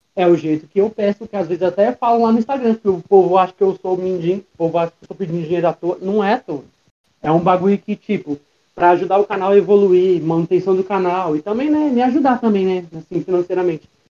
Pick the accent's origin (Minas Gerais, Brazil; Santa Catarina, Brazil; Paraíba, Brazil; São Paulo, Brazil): São Paulo, Brazil; Osasco; eu sou de Osasco, São Paulo. Nascido e criado